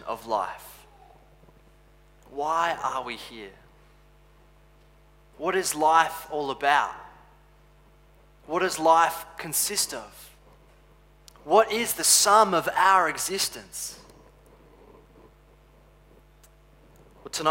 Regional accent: Adelaide, South Australia, Australia; also born or lived in Canada; I grew up in Canada and the eastern suburbs of Adelaide

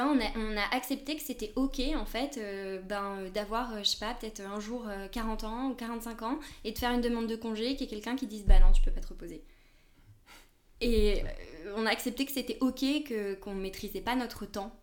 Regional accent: France; moved away as an adult; now in Spain; Je suis française, mais ça fait une dizaine d'années que je vis surtout en Espagne.

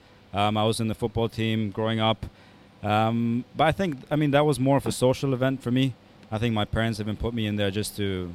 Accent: Dubai, United Arab Emirates; Born in Dubai, grew up in Dubai.

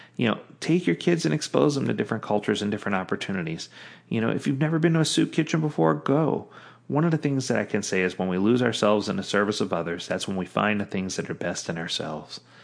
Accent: the South, United States; growing up in the South, where there was lots of racial injustice going both ways

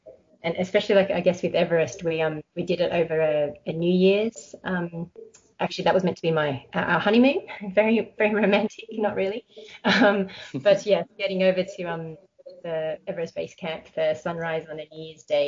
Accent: Australia; moved away; also born or lived in Hong Kong; I was born in Australia, but my heritage is Malaysian Chinese. And I have been basically embarrassed numerous times, especially when I lived in Hong Kong, that I don't know Chinese.

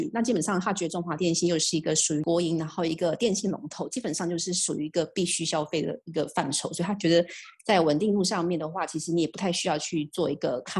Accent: Taiwan; 在出生台湾家庭，

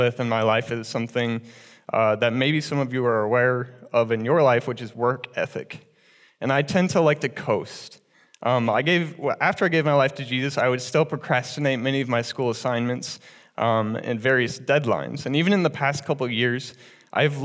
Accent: Cedar Rapids, Iowa, United States; I was born and raised in Cedar Rapids in a very loving family

